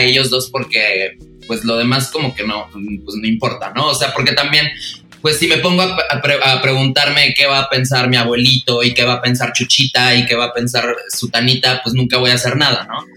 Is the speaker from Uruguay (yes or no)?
no; Los Mochis?, Sonora, Mexico; moved away as an adult; also born or lived in Monterrey; yo soy de Mocillos de Sonora. Me mudé a Monterrey